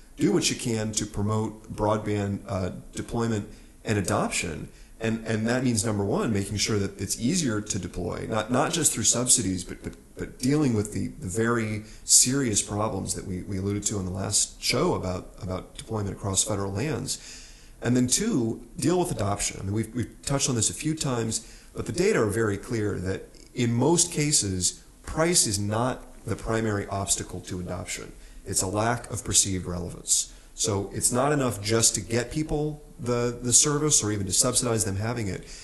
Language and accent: English; New Mexico, United States; I'm from New Mexico